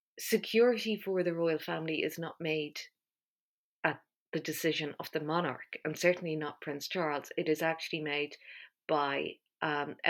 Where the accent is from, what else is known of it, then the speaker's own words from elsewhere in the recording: Ireland; I'm Irish.